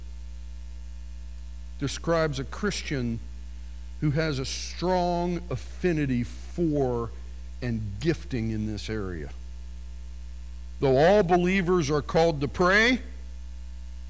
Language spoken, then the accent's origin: English; near Harrisburg, Pennsylvania, United States; I grew up near Harrisburg, Pennsylvania.